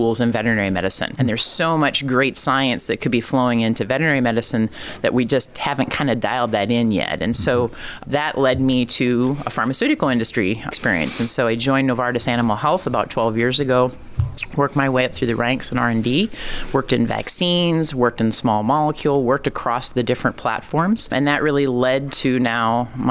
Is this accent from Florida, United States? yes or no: no; Iowa, United States; also born or lived in Ohio; now in Indiana, United States; So I grew up in Iowa, born in Ohio, very much been a Midwesterner